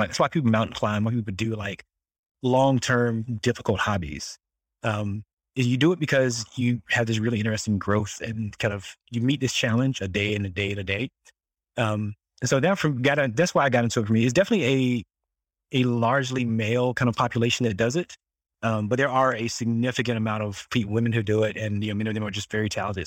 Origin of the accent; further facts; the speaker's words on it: Southeast North Carolina, United States; I grew up in the South, like, same small town as you still live in, this little small six hundred people town in Southeast North Carolina